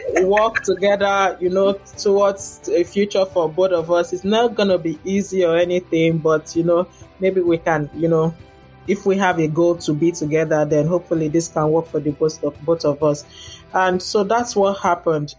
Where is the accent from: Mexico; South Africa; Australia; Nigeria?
Nigeria; moved away as an adult; also born or lived in Lagos, Nigeria / Ghana / Cardiff, Wales; now in Dayton, United States; I'm from Nigeria